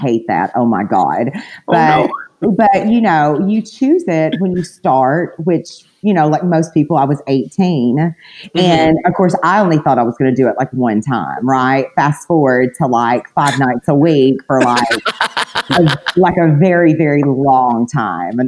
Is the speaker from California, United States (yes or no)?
no; Cleveland, Tennessee, United States; moved away as an adult; also born or lived in Florida; I'm from a little small town in Tennessee. It's called Cleveland, Tennessee.